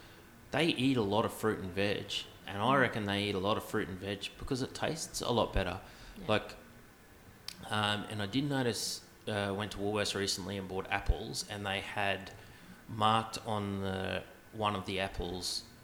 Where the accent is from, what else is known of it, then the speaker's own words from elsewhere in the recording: Gladstone, Queensland, Australia; because I came from Gladstone, which is not quite, but it is more tropical.